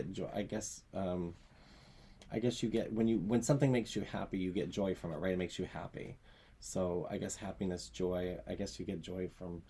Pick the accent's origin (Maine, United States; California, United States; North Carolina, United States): Maine, United States; South Berwick; now in Berwick, United States; what can I give back to my hometown that I was raised in, and what can I ha I still wanted a connection with my hometown, even though I live next door in Berwick.